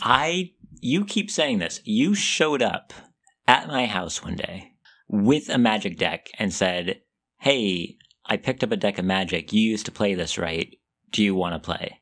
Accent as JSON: {"language": "English", "town": "Seattle", "region": "Washington", "country": "United States", "tie": "born or raised there", "said": "I grew up in Seattle"}